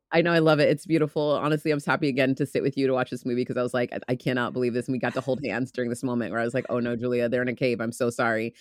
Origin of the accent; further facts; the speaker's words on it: United States; I'm American